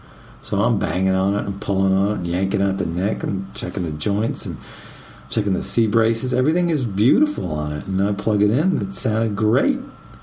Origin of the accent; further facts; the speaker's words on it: Austin, Texas, United States; my hometown, which is Austin, Texas.